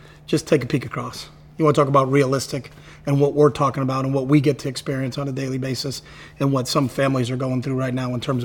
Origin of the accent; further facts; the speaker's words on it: East Coast, United States; moved away; I grew up on the East Coast